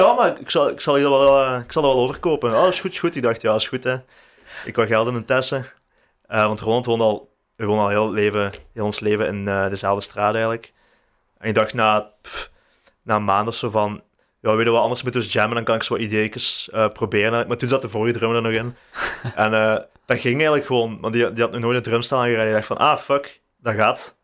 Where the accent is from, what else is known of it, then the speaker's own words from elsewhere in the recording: Houthalen-Helchteren, Flanders, Belgium; now in Leuven, Belgium; Ik ben van Houtalen